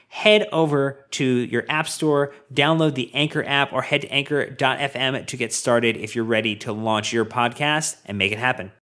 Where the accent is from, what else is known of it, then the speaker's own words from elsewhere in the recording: United States; we are from America